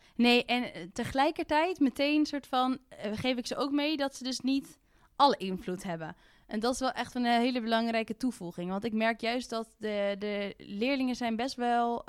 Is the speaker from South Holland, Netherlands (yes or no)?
no; Haarlem, North Holland, Netherlands; ik kom uit Haarlem